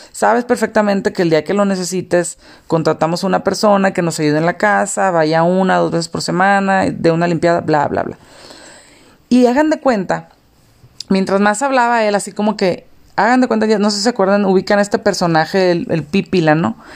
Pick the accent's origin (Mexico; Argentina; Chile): Mexico; Mexicali, Baja California; now in León, Mexico; Yo soy de Mexicali, ahorita vivo en León. Y en aquel entonces, pues yo de Mexicali vivíamos en, pues es la frontera.